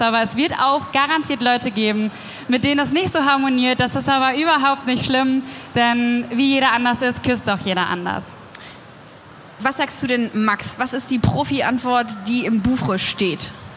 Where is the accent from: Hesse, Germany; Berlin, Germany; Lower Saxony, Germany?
Lower Saxony, Germany; Meppen; ich komme aus Meppen